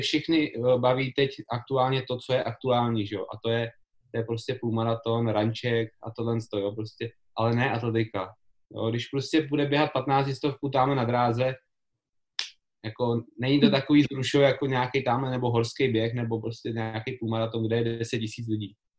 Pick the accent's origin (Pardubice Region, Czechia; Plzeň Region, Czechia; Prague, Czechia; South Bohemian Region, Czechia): South Bohemian Region, Czechia; České Budějovice; já jsem z Budějic